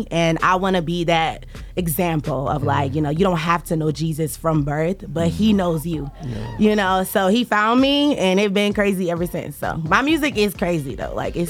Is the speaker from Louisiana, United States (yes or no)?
no; Detroit, Michigan, United States; That came by an accident. But I'm from Detroit, Michigan, born and raised, and I'm a Christian rapper.